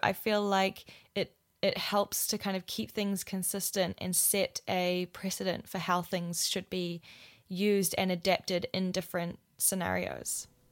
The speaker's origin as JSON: {"language": "English", "region": "Wellington", "country": "New Zealand", "tie": "born or raised there", "moved": "as an adult", "said": "Wellington, my hometown"}